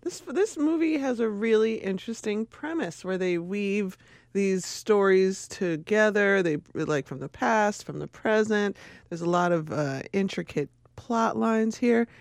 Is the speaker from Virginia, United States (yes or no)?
no; Chicago, Illinois, United States; I was born in Inglewood